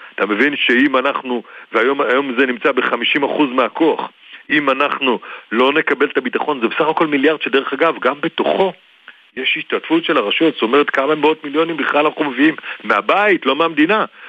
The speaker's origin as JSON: {"language": "Hebrew", "area": "the North", "region": "Northern Israel", "country": "Israel", "tie": "born or raised there", "said": "וגדלתי בצפון"}